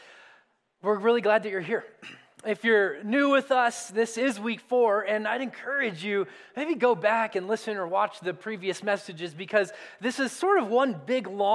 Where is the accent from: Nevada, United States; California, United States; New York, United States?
California, United States; Southern; now in Colorado, United States; I grew up in Southern California, and so like Colorado, most of the days were covered in awesome sunshine